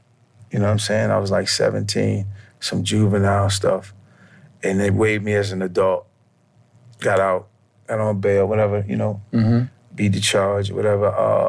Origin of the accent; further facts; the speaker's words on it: New York, United States; Like, you know, growing up in New York when I was young, I just thought that was it.